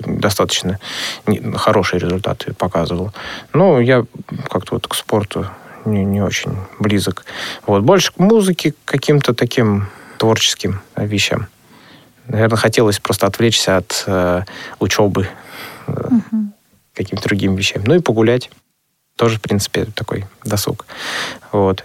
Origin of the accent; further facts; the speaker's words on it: Orlov, Kirov Oblast, Russia; now in Nizhny Novgorod, Russia; вообще, я родом из Кировской области, город Халтурин, теперь он э, переименовался в город Орлов. Вот. И все мое детство, оно, в общем то прошло в Кировской области.